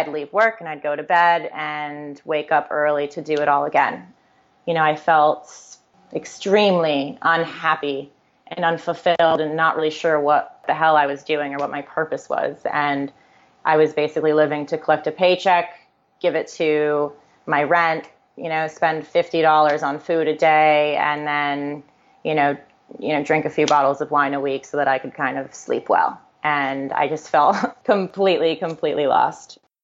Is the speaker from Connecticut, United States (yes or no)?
yes; Connecticut, United States; I was born and raised in Connecticut.